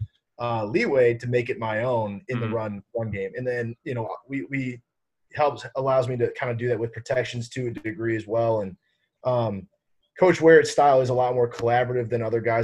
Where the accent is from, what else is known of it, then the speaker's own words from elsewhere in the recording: St. Louis, Missouri, United States; moved away; I'm from St. Louis originally, so I grew up